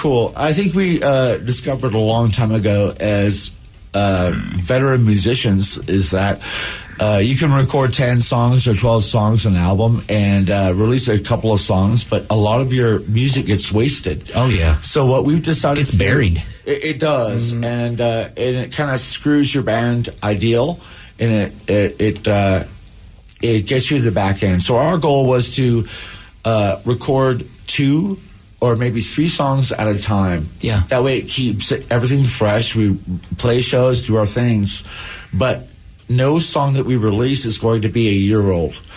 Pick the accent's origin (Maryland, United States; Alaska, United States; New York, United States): Alaska, United States; now in Seattle, United States; We are both from Alaska.